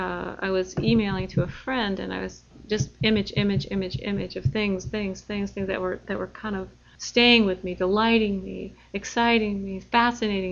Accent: Midwest, United States; I am from the Midwest, so you must can, or they send you away

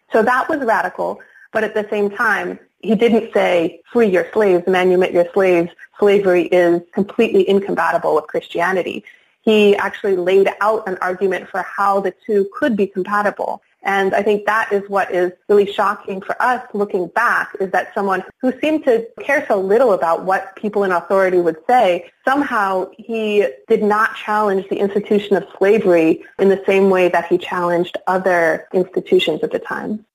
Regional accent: Philadelphia, Pennsylvania, United States; moved away; also born or lived in Minnesota; Growing up in Philadelphia, you know, I saw the segregation of neighborhoods in the city

